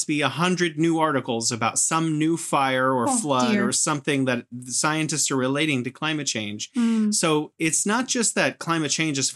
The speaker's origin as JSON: {"language": "English", "region": "California", "country": "United States", "tie": "born or raised there", "moved": "as an adult", "lives_now": "Beijing, China", "said": "It is where I'm from, where the place that I grew up"}